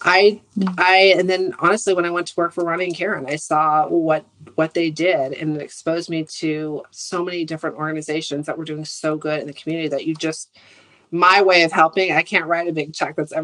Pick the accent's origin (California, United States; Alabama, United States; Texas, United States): California, United States; Santa Rosa; we grew up in Santa Rosa, which is a small town